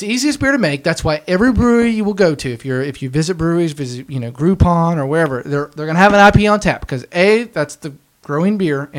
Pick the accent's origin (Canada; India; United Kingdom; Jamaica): India; That's where I'm from. I'm from India.